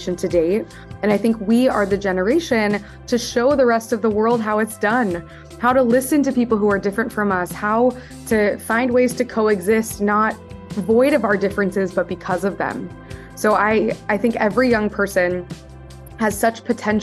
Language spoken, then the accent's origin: English; Midwest, United States; moved away as an adult; also born or lived in East Coast; born in the Midwest, and my whole story really starts when I was growing up in an environment where I was very different from my peers